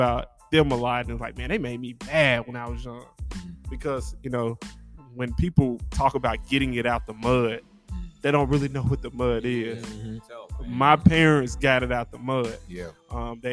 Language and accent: English; Memphis, Tennessee, United States; I grew up in Memphis, in one of the poorest zip codes in the state